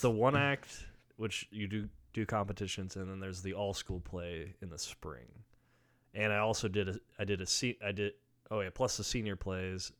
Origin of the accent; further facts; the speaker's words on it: near Grand Island, Nebraska, United States; now in Lincoln, United States; that's the closest town to where I'm from